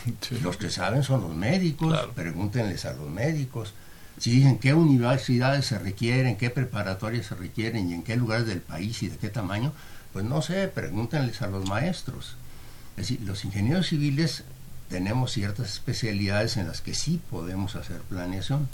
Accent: Mexico; somos los mexicanos

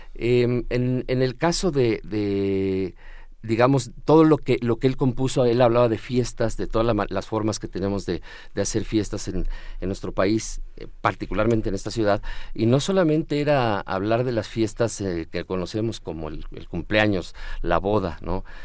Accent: Mexico City, Mexico; como buen chilango

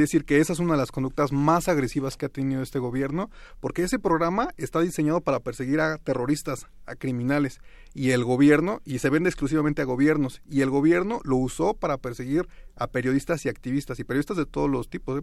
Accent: Toluca, State of Mexico, Mexico; yo soy de Toluca

